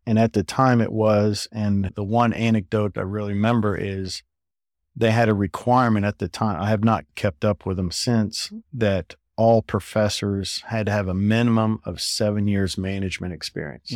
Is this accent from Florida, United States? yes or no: yes; South Florida, United States; growing up in South Florida at the time